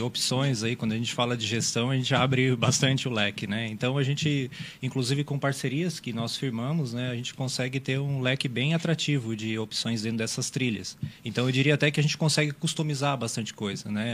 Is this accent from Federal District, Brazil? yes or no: no; Meleiro, Santa Catarina, Brazil; now in Criciúma, Brazil; eu sou natural do Meleiro, mas moro, moro aqui já há alguns anos